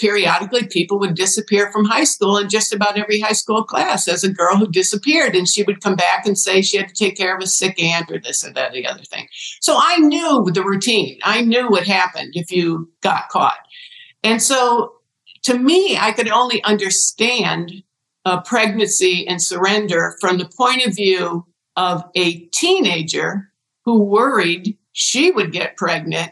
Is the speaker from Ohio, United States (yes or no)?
yes; Ohio, United States; born or raised there